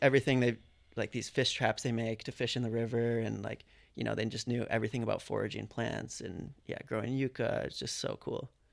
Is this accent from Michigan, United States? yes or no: yes; Michigan, United States; moved away as an adult; now in Sydney, Australia